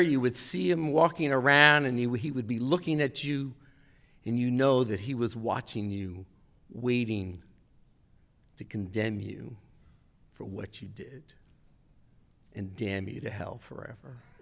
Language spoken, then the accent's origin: English; Westfield, New Jersey, United States; I was raised in Westfield, New Jersey